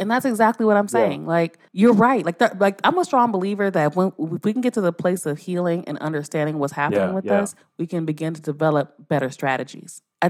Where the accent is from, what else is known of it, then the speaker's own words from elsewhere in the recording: Los Angeles, California, United States; This shit happened in L.A. Yeah. And I'm from South Central my whole life.